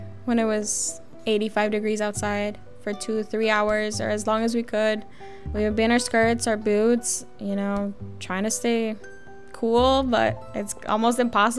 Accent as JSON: {"language": "English", "town": "Kansas City", "region": "Missouri", "country": "United States", "tie": "born or raised there", "said": "I've never been to Mexico. I've never been in El Salvador. I was born and raised here in Kansas City."}